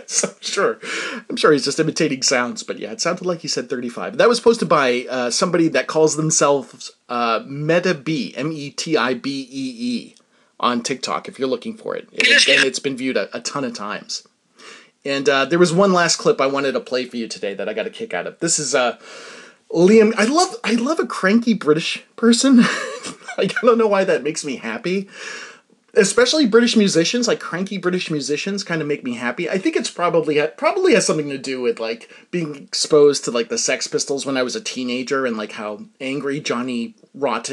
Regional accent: United States; as an American

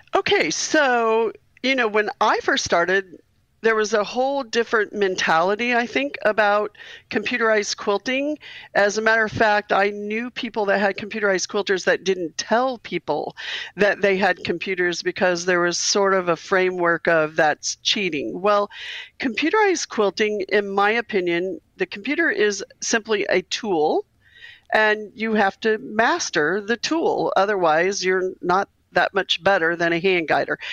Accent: Missouri, United States; We're both from Missouri

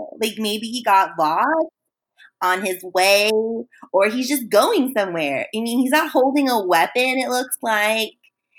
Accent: California, United States; I'm a California kid.

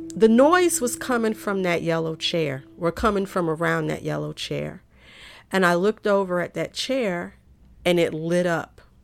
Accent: Raleigh, North Carolina, United States; also born or lived in Fuquay-Varina, North Carolina; When we moved from Fuquay, we moved to Raleigh and we was living in this gray house

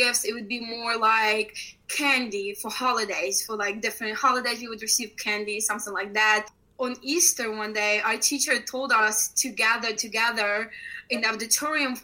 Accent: Ukraine; moved away; I grew up in Ukraine

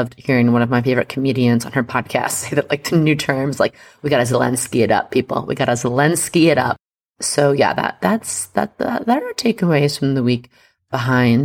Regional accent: United States; as an American

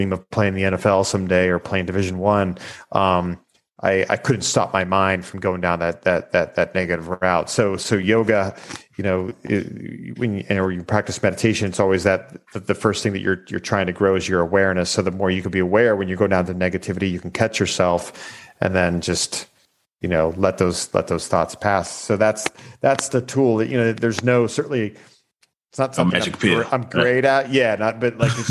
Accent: Erie, Pennsylvania, United States; I grew up in Erie, Pennsylvania, which is like right on the lake there in Pennsylvania

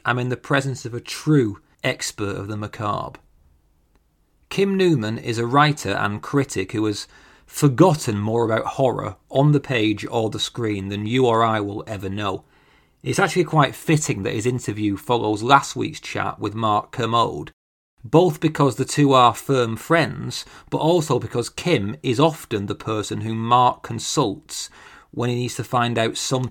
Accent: United Kingdom; I'm British

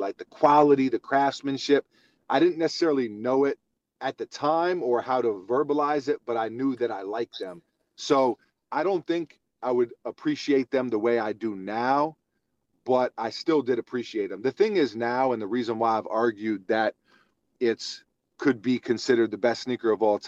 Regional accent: New York City, New York, United States; I'm from Hell's Kitchen.

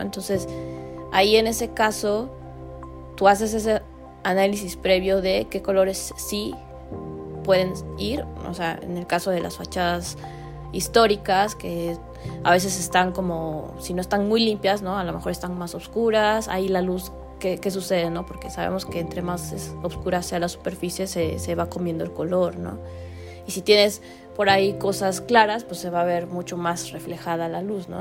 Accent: Mexico; como mexicanos

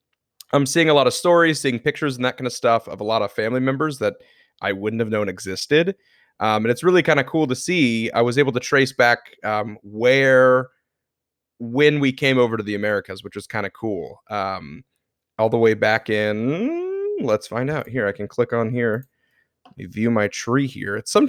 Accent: the South, United States; since we grew up in the South, most of my family is either from Kentucky, Tennessee, Georgia, that kind of stuff. All from the South.

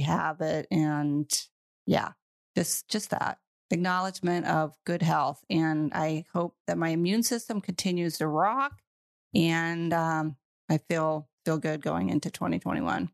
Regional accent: United States; moved away; I am from the United States

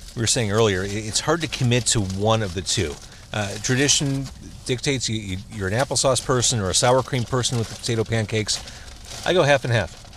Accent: Skokie, Illinois, United States; as a kid growing up in Skokie

